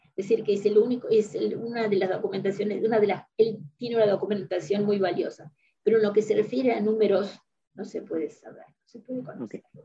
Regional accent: Argentina; los que somos de la Argentina estamos acostumbrados

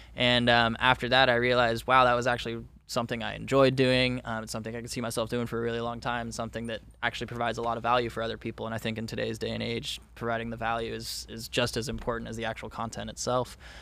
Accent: Orange County, Southern California, United States; born and raised in Southern California in Orange County

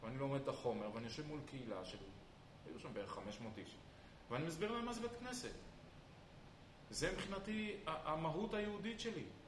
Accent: Israel; אני ישראלי ואני חי בישראל

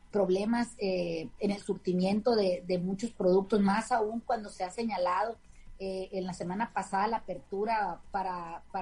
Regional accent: Mexico; nosotros como mexicanos

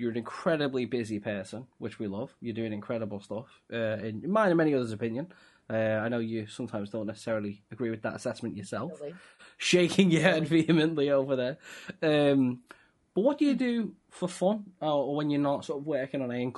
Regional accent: Liverpool, North West England, United Kingdom; I'm from Liverpool.

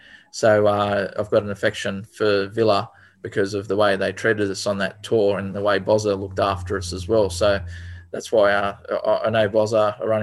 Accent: Macquarie Fields, New South Wales, Australia; I was born and bred in Macquarie Fields. We had the, you know, 900 square metre block, two younger brothers.

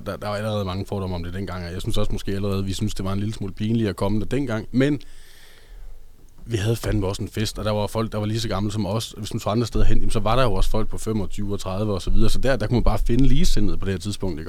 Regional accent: Hobro, North Denmark Region, Denmark; moved away as an adult; also born or lived in Aarhus; Jeg var fra Hobro, og dengang jeg øh, boede i Hobro, øh, da jeg var under 18

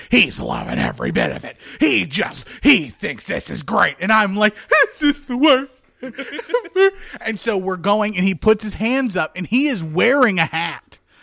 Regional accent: Virginia, United States; moved away; I'm originally from Virginia

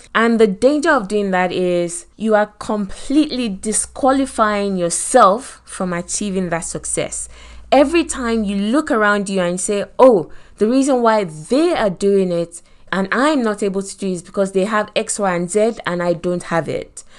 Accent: Nigeria; accent: Nigerian; moved away as an adult; also born or lived in Lagos, Nigeria; now in United Kingdom; Me with my Nigerian accent

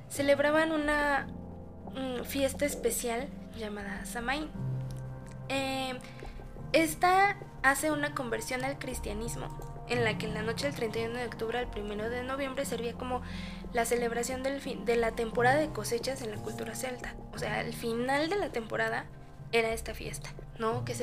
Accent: Mexico; pues finalmente las hemos adoptado creo que como mexicanos no podría

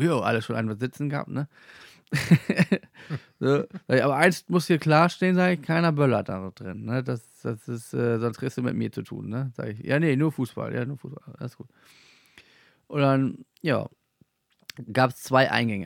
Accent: Germany; aus Klein-Mickelsen

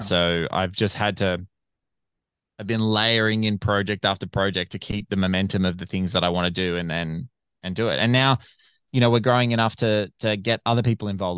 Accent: Australia; I'm an Aussie podcaster

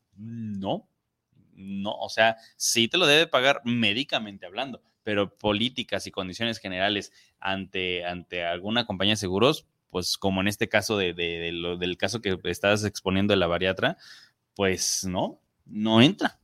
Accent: Mexico; como mexicanos

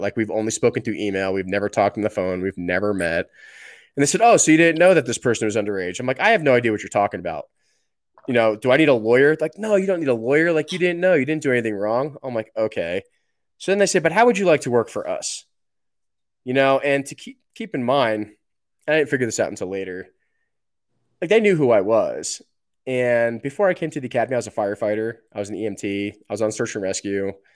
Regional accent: New Jersey, United States; moved away; also born or lived in New York / Colorado; I grew up in New Jersey. I was born in New York

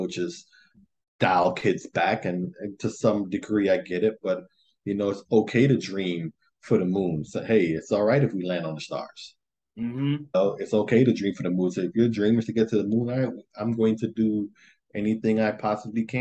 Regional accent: Jamaica; moved away; I come from Jamaica

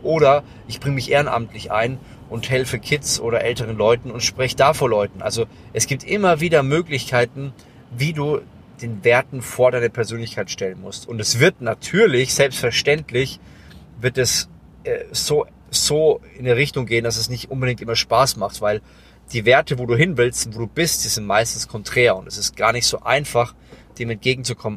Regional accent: Lower Franconia, Bavaria, Germany; ich komme aus Unterfranken

